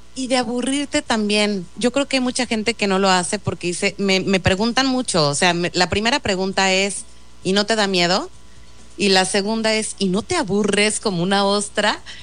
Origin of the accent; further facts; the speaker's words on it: Mexico City, Mexico; yo soy chilanga y he vivido 41 años en la Ciudad de México